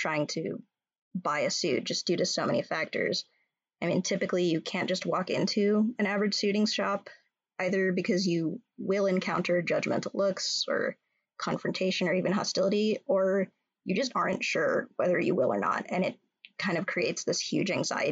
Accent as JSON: {"language": "English", "region": "California", "country": "United States", "moved": "as an adult", "lives_now": "Minnesota, United States", "said": "I'm from California and I have a lot of ties to New York, but I've been a Midwestern, proudly Minnesotan queer for just shy of a decade now."}